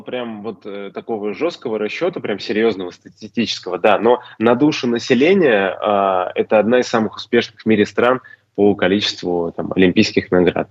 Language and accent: Russian; Ufa, Bashkortostan, Russia; moved away as an adult; now in Slovenia; большой привет моему родному городу